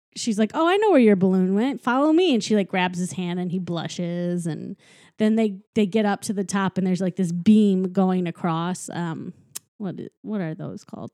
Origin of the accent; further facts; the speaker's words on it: St. Louis, Missouri, United States; my hometown